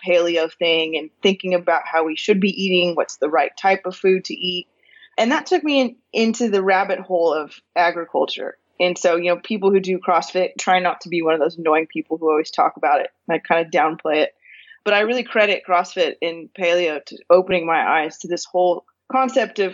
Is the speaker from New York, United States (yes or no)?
no; California, United States; moved away as an adult; also born or lived in Northwest Arkansas; now in Arkansas, United States; I was born and raised in California and actually lived in California for the first 31 years of my life.